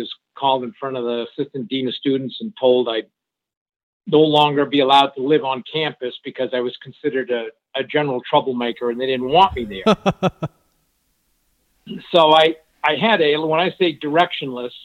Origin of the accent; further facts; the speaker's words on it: Suncook, New Hampshire, United States; first language French; English is a second language; I grew up in a small, think of it as a French-Canadian mill town, textile town in Suncook, New Hampshire, in a real French-Canadian enclave. In fact, I spoke French before I spoke English.